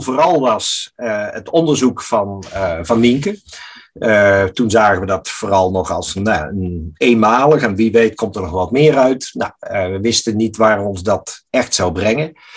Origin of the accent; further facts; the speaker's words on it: Netherlands; wij als Nederlanders